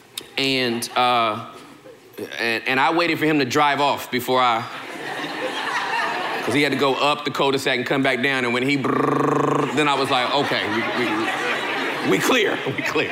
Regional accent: Southern California, United States; moved away; I'm from Southern California, born and raised

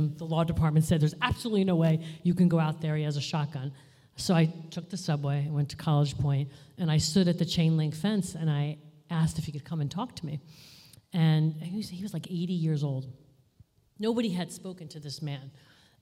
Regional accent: New York City, New York, United States; I was born in Queens, New York

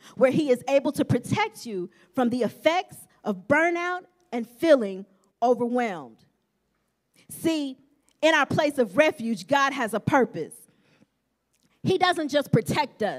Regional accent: Champaign, Illinois, United States; I was born in February in Champaign, Illinois

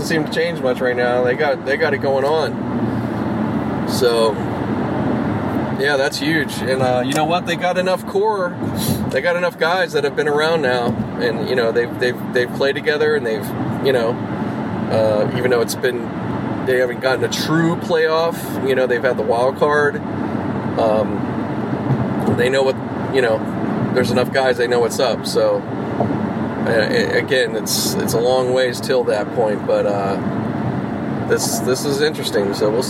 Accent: Harlem, New York, United States; Yes, I'm sound, and I'm from Harlem.

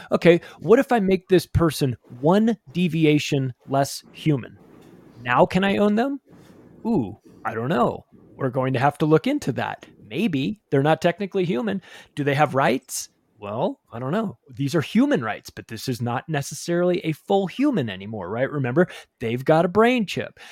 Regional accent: Palm Springs, California, United States; I grew up in Palm Springs, California

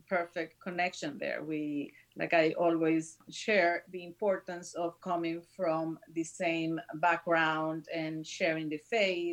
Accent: northern Mexico, Mexico; moved away as an adult; now in Chicago, United States; my hometown in the north of Mexico

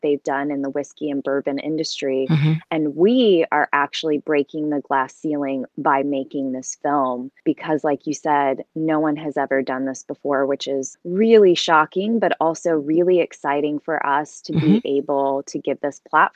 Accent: Kentucky, United States; moved away as an adult; now in Los Angeles, United States; I grew up there

